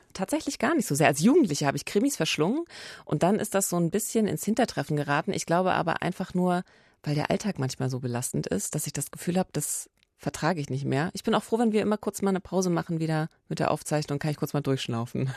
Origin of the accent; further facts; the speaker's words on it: Eberswalde, Brandenburg, Germany; in meiner Heimatstadt, äh, der wunderschönen Waldstadt Eberswalde